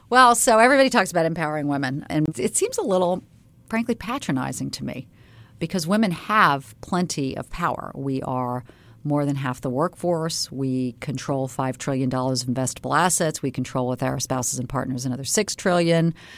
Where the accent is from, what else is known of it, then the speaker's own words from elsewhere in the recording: Charleston, South Carolina, United States; moved away; I grew up in Charleston, South Carolina